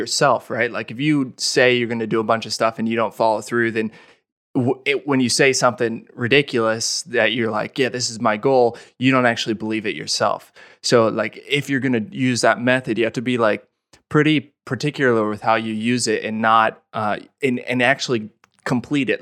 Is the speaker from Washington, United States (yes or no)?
no; Olathe, Kansas, United States; moved away; I grew up in Olathe, which is thirty minutes from Lawrence.